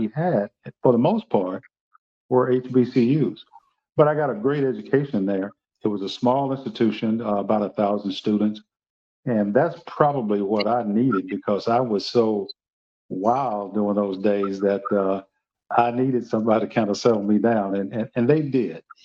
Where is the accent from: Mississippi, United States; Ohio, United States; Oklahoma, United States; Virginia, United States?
Mississippi, United States; Greenwood; moved away as an adult; also born or lived in Knoxville, Tennessee; now in Kentucky, United States; I grew up in Greenwood, Mississippi